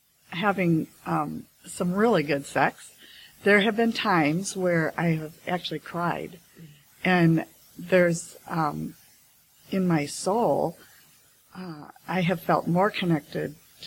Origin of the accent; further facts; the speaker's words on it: Schaumburg, Illinois, United States; I'm from Schaumburg, Illinois, outside of Chicago.